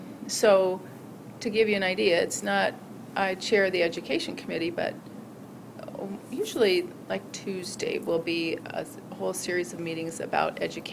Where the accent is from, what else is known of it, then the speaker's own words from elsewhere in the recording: Lansing, Michigan, United States; born there; also born or lived in Traverse City / Sault Ste. Marie / San Jose, California; Was born in Lansing, and my parents moved to Traverse City, where one of my sisters was born, then to Sault Ste. Marie, where another sister was born, and then to San Jose, California, where another sister was born.